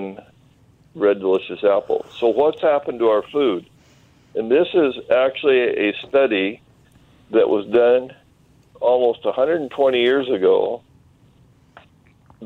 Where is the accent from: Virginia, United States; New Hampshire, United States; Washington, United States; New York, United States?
Washington, United States; Eastern